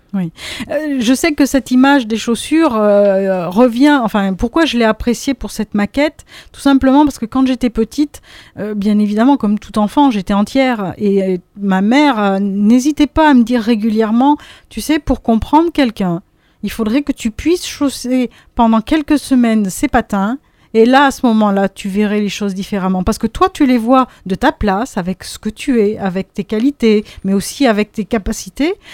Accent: Auvergne-Rhône-Alpes, France; now in Drôme, France; je ne suis pas originaire de la Drôme, je viens d'Auvergne

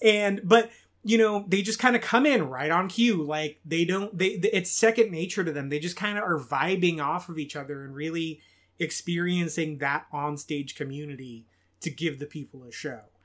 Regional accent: Bakersfield, California, United States; I'm from Bakersfield, California, and that is the home of …

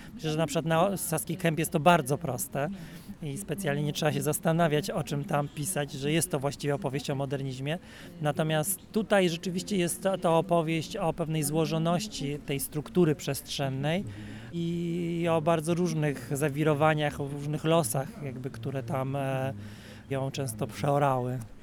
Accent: Poland; jako Polacy wręcz jesteśmy i ze wschodu, i z zachodu

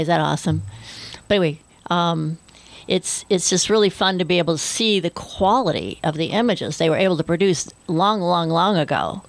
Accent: Kansas, United States; moved away; where I grew up in Kansas, they put a lot of the wind farms in that area

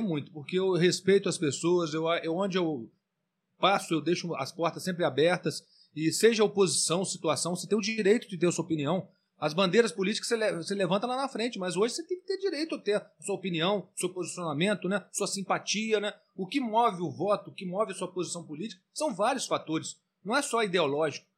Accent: Valença, Rio de Janeiro, Brazil; eu cresci aqui em Valença

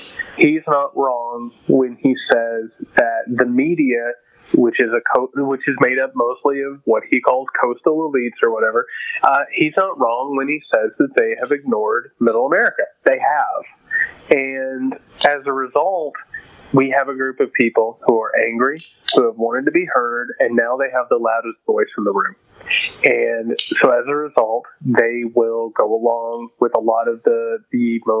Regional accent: Indiana, United States; we're both from Indiana. I don't know your socioeconomic background, but I can say that I grew up dirt poor. I grew up with a factory family.

